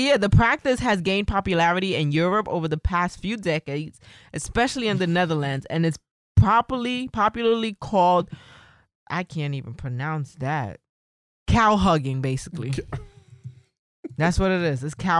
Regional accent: New York City, New York, United States; You forgot I'm from the Bronx?

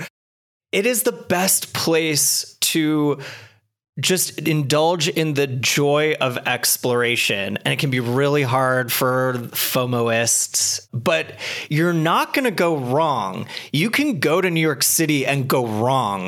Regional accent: Canada; I grew up in Canada. I was born with skis on.

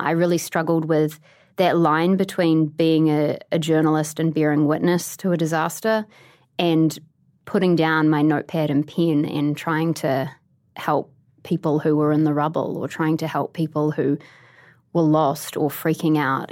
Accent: Christchurch, Canterbury, New Zealand; moved away as an adult; also born or lived in Canada; now in New York, United States; my hometown

